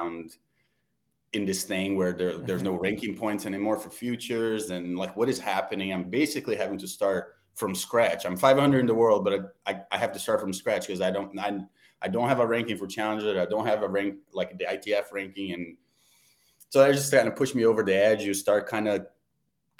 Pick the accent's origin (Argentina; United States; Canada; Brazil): Brazil; moved away; I'm from Brazil